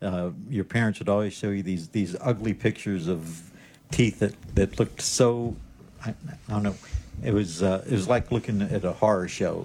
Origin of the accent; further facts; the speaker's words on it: Missouri, United States; But I'm from Missouri, so I'm going to have to see some studies on that and see if it's actually good or not